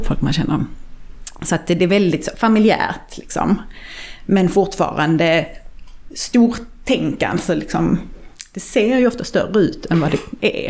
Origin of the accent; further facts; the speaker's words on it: Sweden; man är ju uppvuxen i Sverige och har liksom hela det eh, skandinaviska minimalistiska arvet